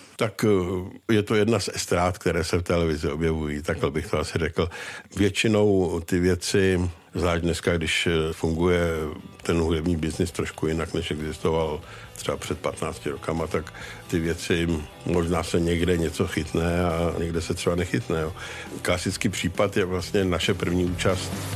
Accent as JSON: {"language": "Czech", "country": "Czechia", "said": "my jako Češi"}